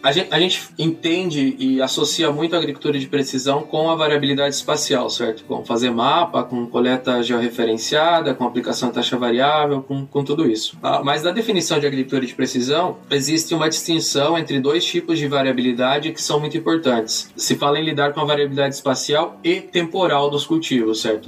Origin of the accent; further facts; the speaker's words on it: Francisco Beltrão, Paraná, Brazil; also born or lived in Mato Grosso; now in Urbana-Champaign, United States; eu sou, sou paranaense, sou de Francisco Beltrão, no Paraná.